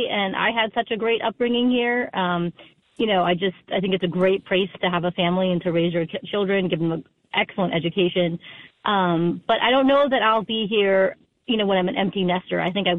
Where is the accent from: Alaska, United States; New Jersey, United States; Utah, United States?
New Jersey, United States; Edison; also born or lived in Short Hills, New Jersey; I grew up in Edison.